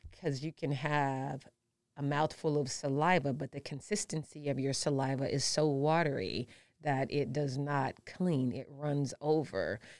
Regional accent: St. Louis, Missouri, United States; also born or lived in Detroit, Michigan; now in Nevada, United States; I am from Saint Louis.

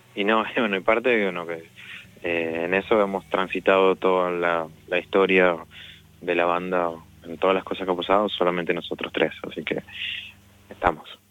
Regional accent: Venezuela; moved away as an adult; now in Argentina; soy de Venezuela.

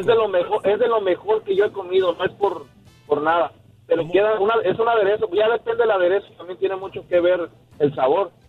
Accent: Tampico, Tamaulipas, Mexico; yo soy de Tampico, Tamaulipas, allá pues puro marisco

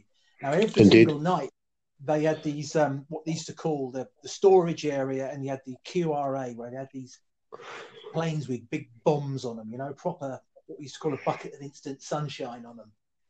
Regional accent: Liverpool, North West England, United Kingdom; born there; Well, funnily enough, much as you wouldn't hear it from one's accent, I actually was born in Liverpool.

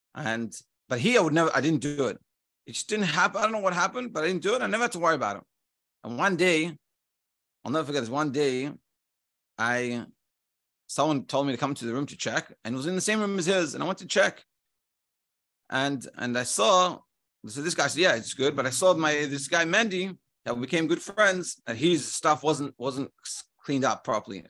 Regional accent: Melbourne, Victoria, Australia; when I grew up in Melbourne, you just, everyone knows each other

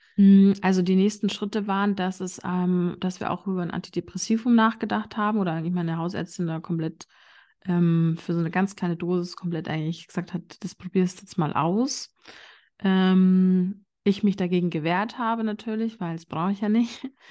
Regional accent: Bavaria, Germany; vielleicht hört man das so ein bisschen. Ich komme aus Bayern

